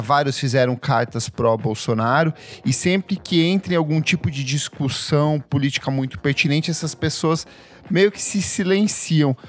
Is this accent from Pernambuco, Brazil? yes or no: no; interior of Paraná, Brazil; eu também sou do interior do, do Paraná